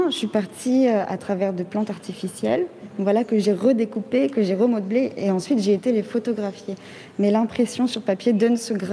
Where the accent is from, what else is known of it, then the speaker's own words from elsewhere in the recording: Mali; born there; moved away; Donc euh, je suis née au Mali et je n'y suis jamais retournée.